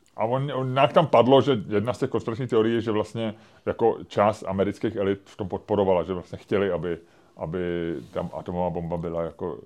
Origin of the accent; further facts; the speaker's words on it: Czechia; jako jsme my Češi